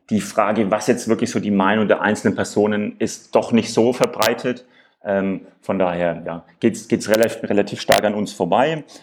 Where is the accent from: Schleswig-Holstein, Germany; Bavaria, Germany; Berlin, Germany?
Bavaria, Germany; Nuremberg; Ich komme ursprünglich aus Nürnberg.